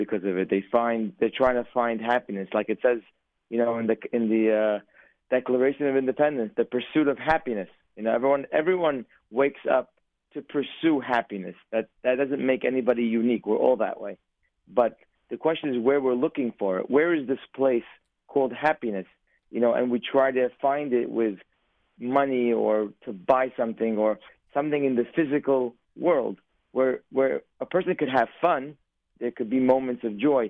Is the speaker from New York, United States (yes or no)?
yes; New York City, New York, United States; born or raised there; English is a second language; also born or lived in Aleppo, Syria